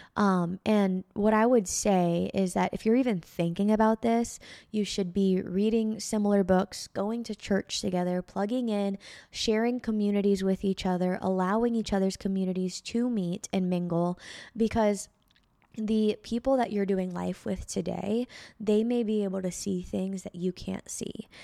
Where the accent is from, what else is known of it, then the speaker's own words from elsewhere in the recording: Bay Area, California, United States; moved away; also born or lived in Reno, Nevada; from my hometown to my college, from the Bay Area to Reno, Nevada